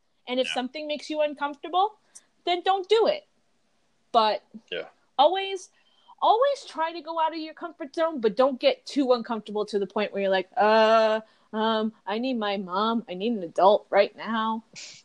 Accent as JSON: {"language": "English", "region": "New Jersey", "country": "United States", "said": "I'm from New Jersey"}